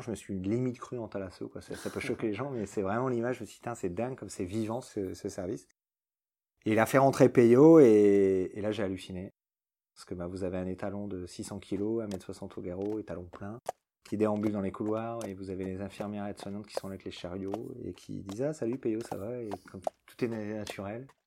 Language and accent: French; France; C'est en France, c'est chez nous, à Calais